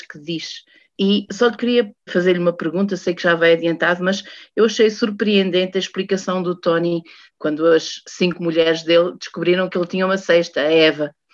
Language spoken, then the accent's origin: Portuguese; Portugal; Sendo portuguesa